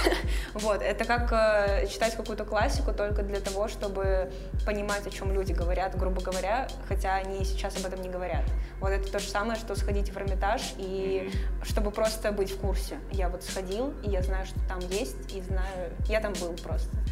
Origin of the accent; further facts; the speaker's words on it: Sevastopol, Ukraine; moved away as an adult; now in Saint Petersburg, Russia; Я родилась в Севастополе, выросла в Севастополе, закончила университет в Севастополе